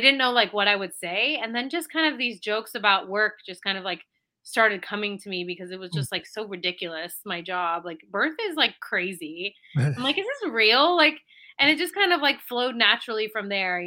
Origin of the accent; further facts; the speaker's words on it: San Francisco Bay Area, California, United States; moved away as an adult; now in New York City, United States; I'm originally from the San Francisco Bay Area. I moved from there to New York City about 12 years ago